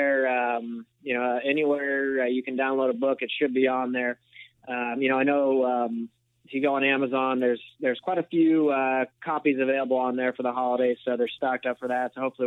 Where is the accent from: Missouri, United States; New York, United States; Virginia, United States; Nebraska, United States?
Missouri, United States; St. Louis; moved away as an adult; also born or lived in Los Angeles, California; now in Overland Park, Kansas, United States; I grew up in the St. Louis area, so spent about 8 years in LA, and now back in the Midwest